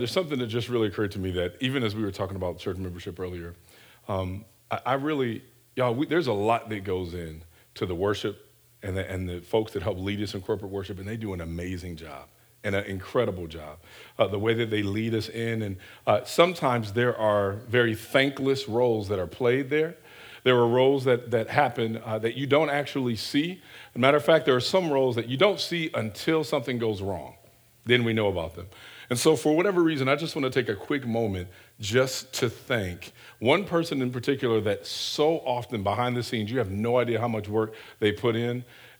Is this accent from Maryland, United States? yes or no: no; Detroit, Michigan, United States; moved away; also born or lived in Hawaii; For example, I'm from Detroit.